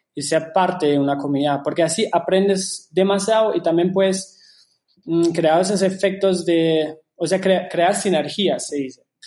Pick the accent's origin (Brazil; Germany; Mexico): Germany; Spanish is a second language; moved away; also born or lived in Shanghai, China; yo soy alemán originalmente, por eso disculpe si no se me ocurren unas palabras en español